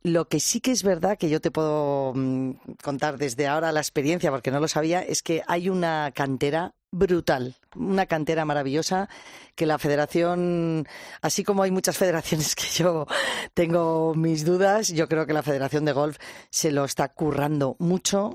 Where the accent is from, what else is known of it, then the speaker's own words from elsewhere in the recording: Cercedilla, Community of Madrid, Spain; soy de Cercedilla